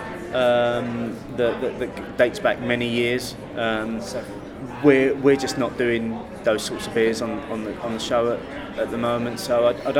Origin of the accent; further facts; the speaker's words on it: London, United Kingdom; growing up in London at the age of 15 or 16